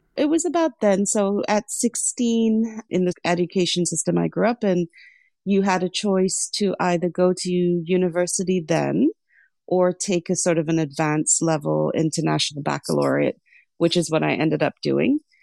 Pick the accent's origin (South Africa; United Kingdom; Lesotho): Lesotho; also born or lived in Sri Lanka; now in United States; I was actually born in Sri Lanka, but I grew up in Lesotho.